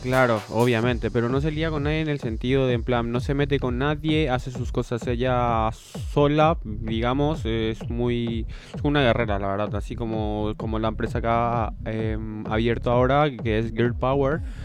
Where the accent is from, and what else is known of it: Paraguay; now in Spain